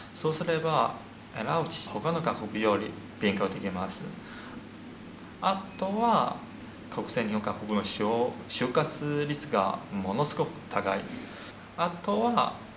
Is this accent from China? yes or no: yes; China; Japanese is a second language; moved away as an adult; now in Japan; 中国から来た留学生